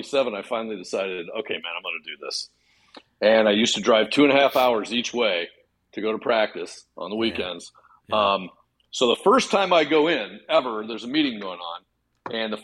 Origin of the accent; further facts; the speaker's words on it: Peoria, Illinois, United States; moved away as an adult; now in Chicago, United States; I'm actually originally from Peoria, Illinois.